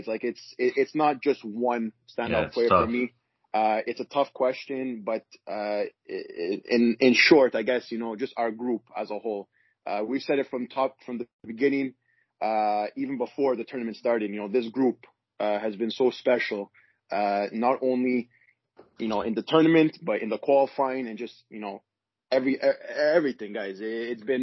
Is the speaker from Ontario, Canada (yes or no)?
no; Montreal, Quebec, Canada; growing up here in Montreal